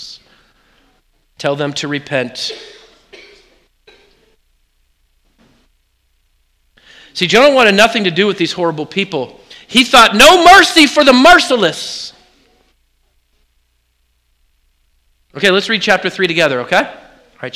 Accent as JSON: {"language": "English", "region": "Oregon", "country": "United States", "tie": "born or raised there", "said": "I grew up in Oregon."}